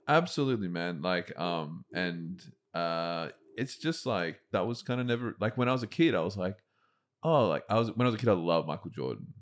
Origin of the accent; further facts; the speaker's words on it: Lane Cove, New South Wales, Australia; I grew up in Lane Cove